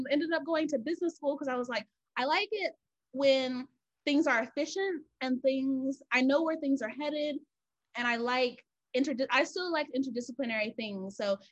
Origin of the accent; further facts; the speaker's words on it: Georgia, United States; I'm from Georgia. So I was like, I don't want to stay here, I have to leave